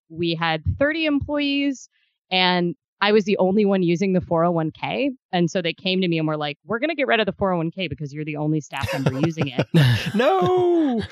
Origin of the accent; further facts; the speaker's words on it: Midwest, United States; also born or lived in Kentucky / Ohio; I'm originally from the Midwest. I spent about half my day in Kentucky and half in Ohio in my teenage years